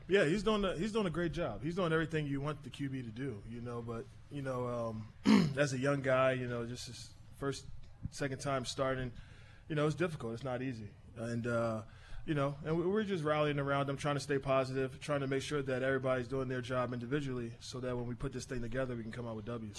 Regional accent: Philadelphia, Pennsylvania, United States; I grew up in Nice Town. My dad's from South Philly, but All right. I, I grew up in Nice Town.

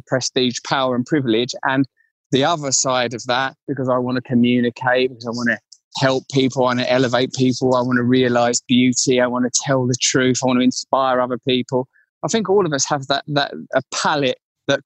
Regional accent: Essex, East of England, United Kingdom; I grew up in Essex in the 80s and 90s.

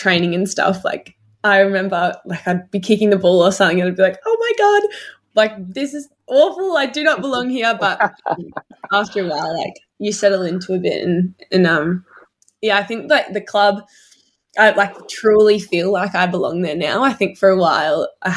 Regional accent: Melbourne, Victoria, Australia; I grew up right across the road from Whit Noble

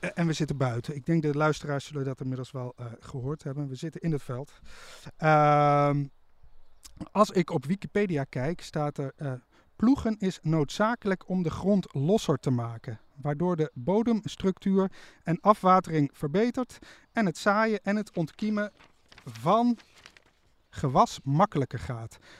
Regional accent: Nijmegen, Gelderland, Netherlands; Ik kom uit Nijmegen

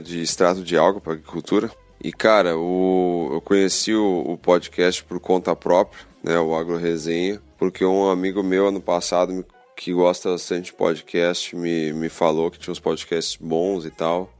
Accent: Porto Alegre, Rio Grande do Sul, Brazil; sou de Porto Alegre, Rio Grande do Sul

